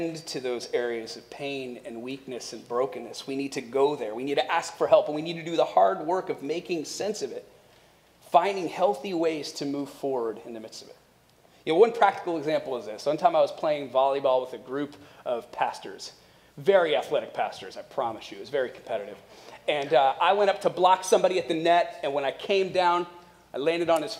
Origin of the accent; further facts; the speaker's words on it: Akron, Ohio, United States; moved away; visiting family in Akron, Ohio, where we're originally from